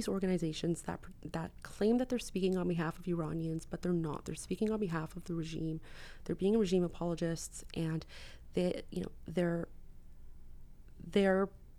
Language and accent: English; Canada; I mean, as a Canadian, I grew up in a constitutional monarchy.